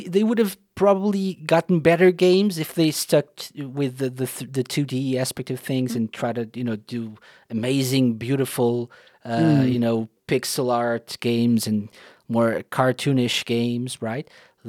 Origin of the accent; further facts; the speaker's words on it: Portugal; I'm from Portugal.